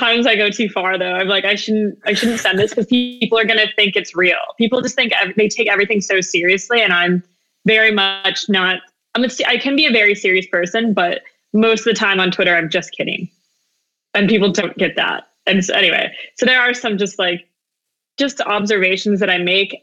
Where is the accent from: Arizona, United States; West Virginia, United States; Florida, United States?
Arizona, United States; moved away as an adult; also born or lived in Gallup, New Mexico / Navajo Reservation, Northern Arizona / New Mexico State University / New York City; we moved down to Arizona. I grew up there, lived most of my life in the Southwest